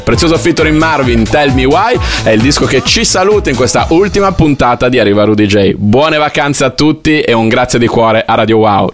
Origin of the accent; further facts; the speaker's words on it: Bologna, Emilia-Romagna, Italy; io da bolognese sono molto orgoglioso